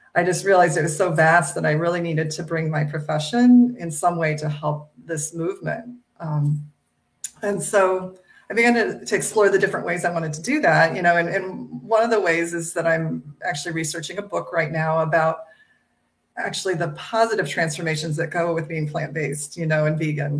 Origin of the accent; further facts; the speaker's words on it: Midwest of the United States, United States; I grew up in the Midwest of the United States